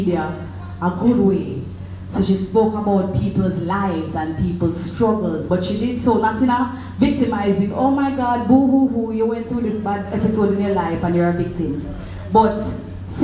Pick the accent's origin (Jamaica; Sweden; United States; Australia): Jamaica; Clarendon; I'm from Clarendon